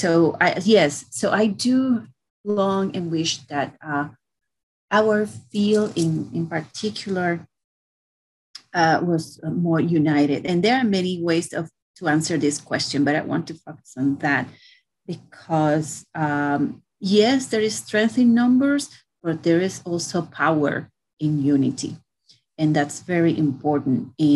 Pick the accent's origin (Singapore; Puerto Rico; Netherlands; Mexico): Puerto Rico; moved away as an adult; also born or lived in New York; I grew up in Puerto Rico